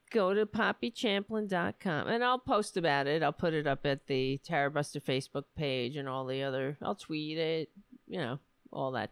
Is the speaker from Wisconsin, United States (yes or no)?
no; New York, United States; I'm a New Yorker.